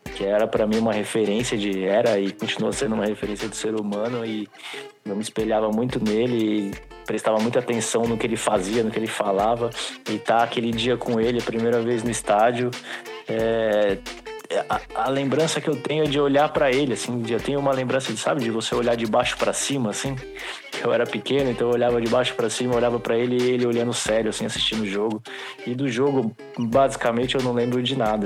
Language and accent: Portuguese; São Sebastião, São Paulo, Brazil; eu sou do litoral de São Paulo, né? Sou de São Sebastião